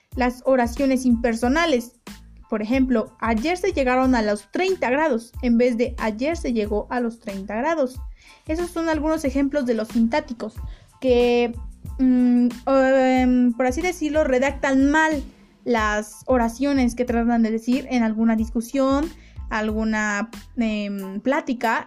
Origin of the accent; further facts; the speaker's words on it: Mexico; los mexicanos no somos los únicos